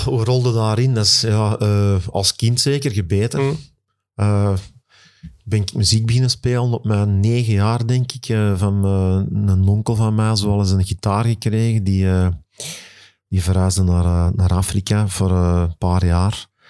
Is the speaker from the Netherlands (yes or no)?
no; Kalmthout, Flanders, Belgium; Ik ben afkomstig van Nieuwmoer, Kalmthout